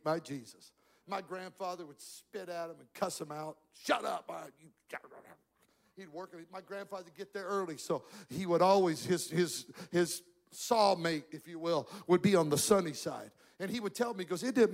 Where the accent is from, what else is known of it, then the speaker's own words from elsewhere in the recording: Magic Valley, southern Idaho, United States; I grew up in the Magic Valley of southern Idaho